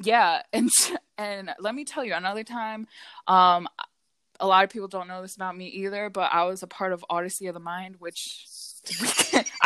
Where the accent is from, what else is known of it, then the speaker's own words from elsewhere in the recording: Hockessin, Delaware, United States; also born or lived in Pennsylvania; I was raised in Delaware.